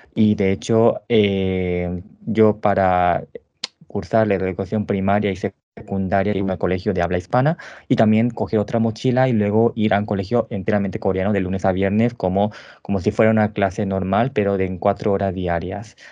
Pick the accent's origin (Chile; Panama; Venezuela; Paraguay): Paraguay; nací en Paraguay hace 33 años.